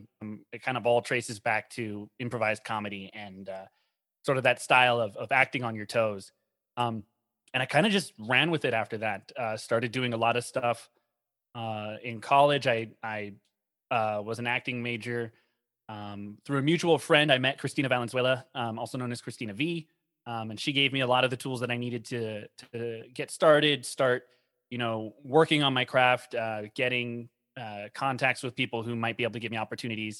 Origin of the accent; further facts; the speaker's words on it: Los Angeles, California, United States; I was born and raised in Los Angeles, California